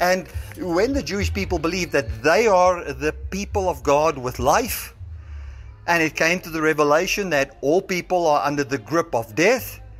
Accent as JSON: {"language": "English", "country": "South Africa", "said": "I identify as a South African."}